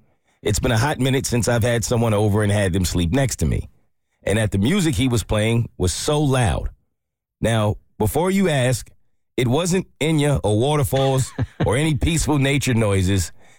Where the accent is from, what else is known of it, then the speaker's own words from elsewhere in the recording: Maine, United States; not my real name, and I am from Maine.